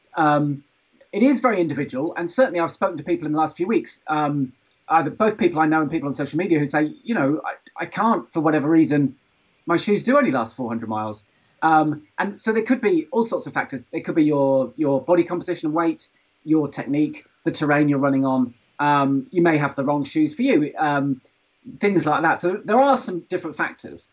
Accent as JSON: {"language": "English", "town": "Stroud", "region": "South West England", "country": "United Kingdom", "tie": "born or raised there", "said": "I grew up in Stroud, where Extinction Rebellion was formed"}